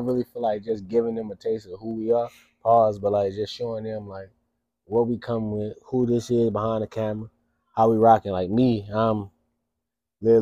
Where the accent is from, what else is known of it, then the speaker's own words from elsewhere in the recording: St. Louis, Missouri, United States; I'm from St. Louis. So almost half of the black kids from St. Louis, we go to fucking charter schools